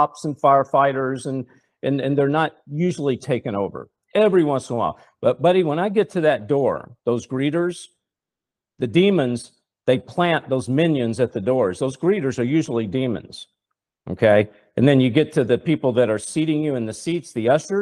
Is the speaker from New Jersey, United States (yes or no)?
no; Nashville, Tennessee, United States; I come from Nashville, Tennessee. I was a songwriter